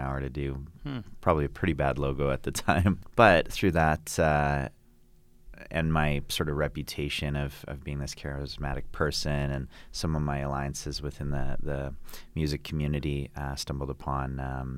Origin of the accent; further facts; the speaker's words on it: Calgary, Alberta, Canada; I grew up here in Calgary, Alberta